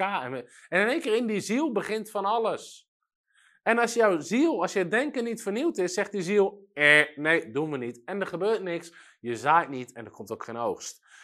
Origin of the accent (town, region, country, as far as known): Netherlands